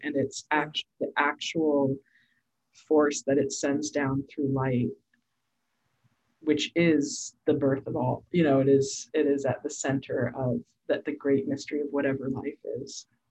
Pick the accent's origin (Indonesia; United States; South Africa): United States; Portland, Oregon; I'm from Portland, Oregon.